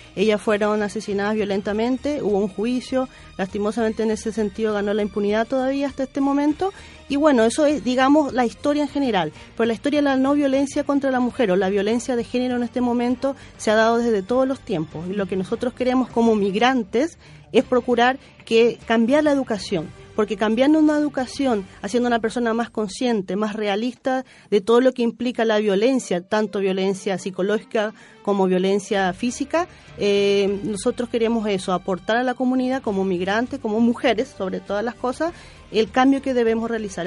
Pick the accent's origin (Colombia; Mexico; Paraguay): Paraguay; now in Chile; yo, por ejemplo, soy paraguaya